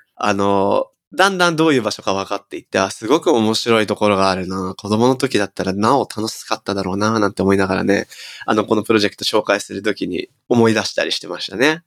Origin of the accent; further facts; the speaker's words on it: Nagoya, Aichi, Japan; 僕はね僕は地元名古屋なんですけど